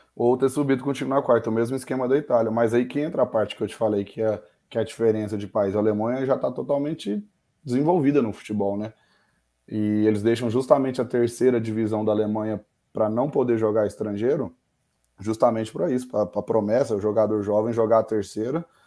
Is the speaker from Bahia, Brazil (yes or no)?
no; Mineiros, Goiás, Brazil; also born or lived in Uberlândia, Minas Gerais / Goiânia / Germany; E morei a vida toda em Mineiros, aqui no interior de Goiás